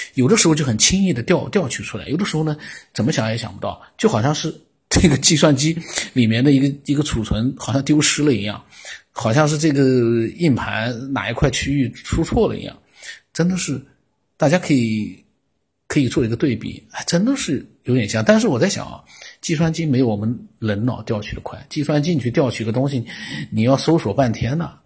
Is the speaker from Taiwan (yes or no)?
no; China; 我们中国人